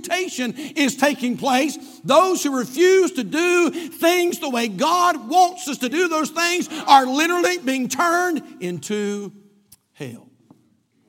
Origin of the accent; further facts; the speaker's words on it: United States; I'm glad I'm an American. I'm an American from the top of my head to the bottom of my feet